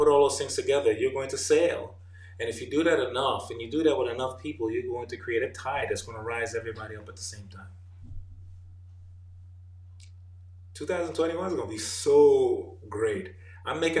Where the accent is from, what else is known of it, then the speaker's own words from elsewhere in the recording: New York, United States; moved away as an adult; also born or lived in Jamaica; now in Atlanta, United States; I am an immigrant from Jamaica, grew up in New York, now living in Atlanta, Georgia.